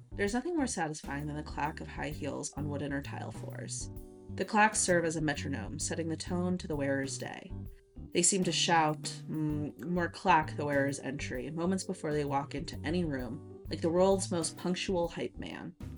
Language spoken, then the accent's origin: English; Nevada, United States; I grew up in Nevada